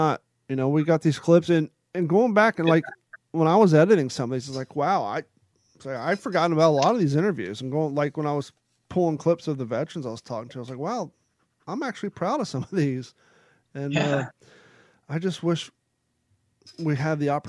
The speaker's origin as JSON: {"language": "English", "region": "Kentucky", "country": "United States", "tie": "born or raised there", "said": "growing up in Kentucky"}